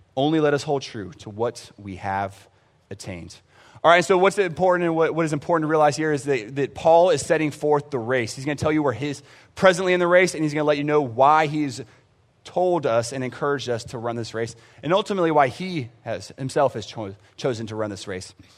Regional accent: San Antonio, Texas, United States; I grew up in San Antonio for the most part. We traveled around, um, but San Antonio wa, was where I graduated

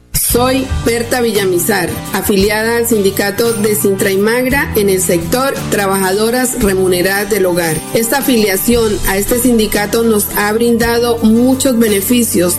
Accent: California, Santander, Colombia; como ancestrales y como mineros tradicionales tenemos unos derechos que nos los puede dar la historia y la base de ser mineros como californianos mineros

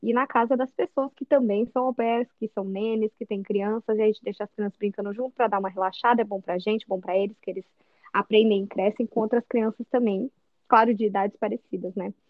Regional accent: São José dos Campos, São Paulo, Brazil; moved away as an adult; Eu sou de São José dos Campos, interior de São Paulo, Vale do Paraíba

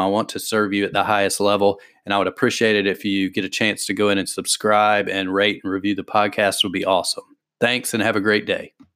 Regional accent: the South, United States; I'm from the South, I already talk slow.

